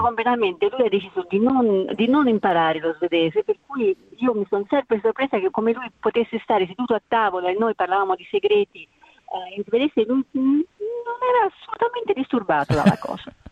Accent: Italy; io sono nata e cresciuta in Italia

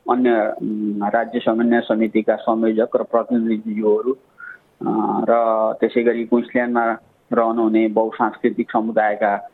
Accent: Nepal; now in Australia; हामी नेपाली हौँ

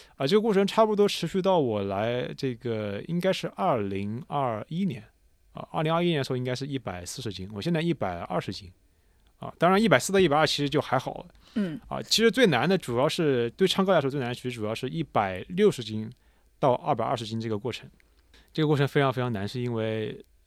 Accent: China; moved away as an adult; also born or lived in Italy; now in Australia; 我是个中国人，我在意大利学声乐，我现在在澳洲教，教声乐

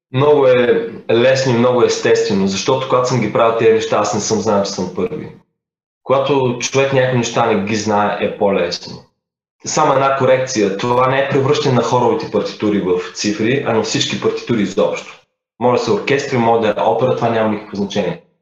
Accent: Bulgaria; не съм питал дали съм първият българин. Впоследствие разбрах, че съм първия

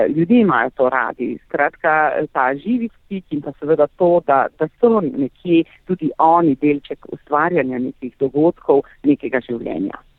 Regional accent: Carinthia, Slovenia; also born or lived in Ljubljana; prihajam iz Koroške, se pravi severnega

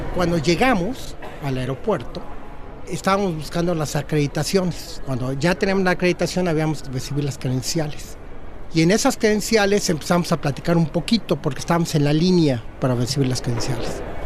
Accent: Mexico; moved away as an adult; now in Australia; soy mexicano 100% cuando estoy en México

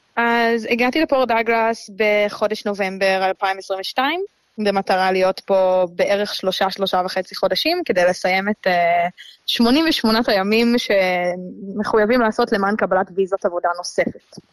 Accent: Israel; moved away as an adult; now in Australia; בתור ישראלים

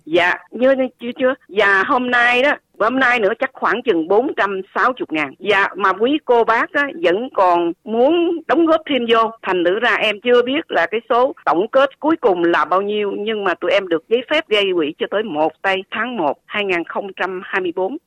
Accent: Vietnam; now in Perth, Australia; chúng em và tất nhiều người Úc gốc Việt

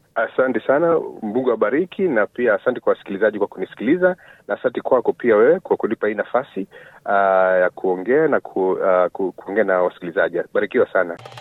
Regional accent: Kenya; now in Victoria, Australia; sisi ni Wakenya

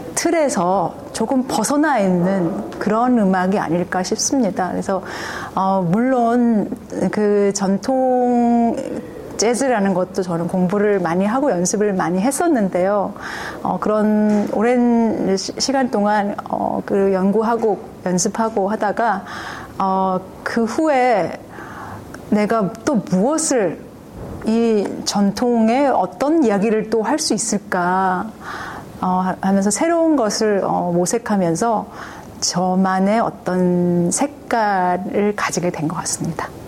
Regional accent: South Korea; now in Australia

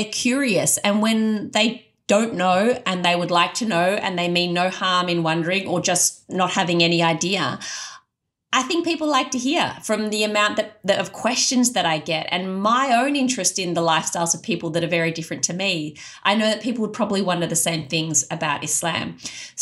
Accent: Australia; I was an Australian convert with none of those cultural trappings.

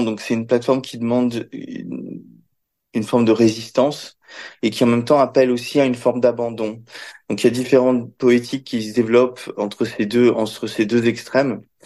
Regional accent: Belgium; j'ai grandi dans, j'ai grandi en Belgique

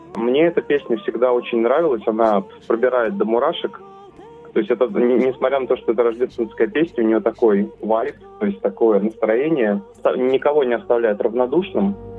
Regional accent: Russia; now in Sydney, Australia; Я сам из России

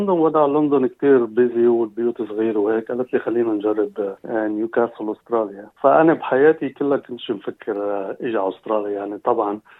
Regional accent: Lebanon; moved away as an adult; also born or lived in London, United Kingdom; now in Newcastle, Australia; فانا صراحه من لبنان

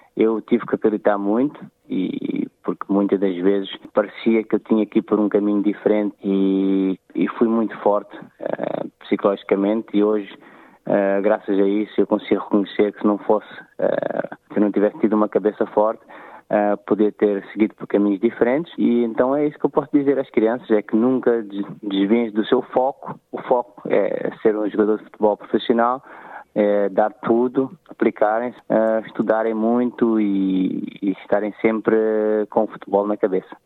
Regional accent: Amadora, Lisbon, Portugal; Eu nasci e cresci na Amadora

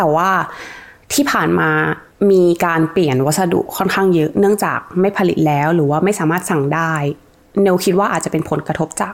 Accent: Thailand; moved away as an adult; now in Australia

